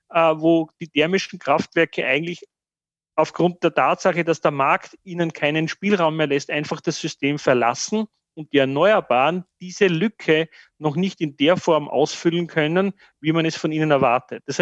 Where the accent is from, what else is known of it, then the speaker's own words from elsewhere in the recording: Austria; dass ich stolz bin, dass wir diesen Weg nicht eingeschlagen haben